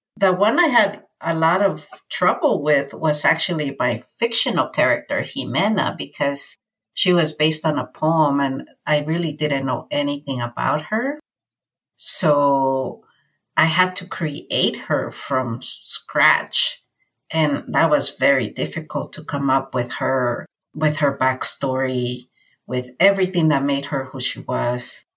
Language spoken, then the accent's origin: English; California, United States; also born or lived in Mexico; So I have been here since I was nine and a half and now I'm 46. So I've spent most of my life here in California.